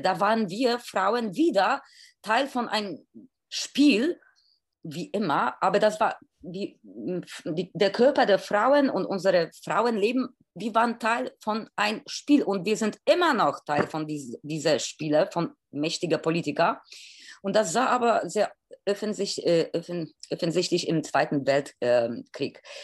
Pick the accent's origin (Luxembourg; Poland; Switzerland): Poland; German is a second language; now in Germany; als Polin ich, wir sind beide Polinnen, die in Deutschland leben